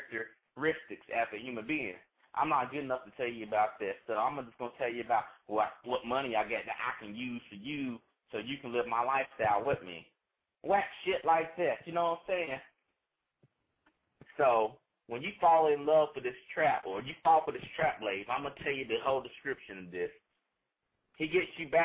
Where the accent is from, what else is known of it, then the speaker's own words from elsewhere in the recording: North Carolina, United States; I am from North Carolina NC State University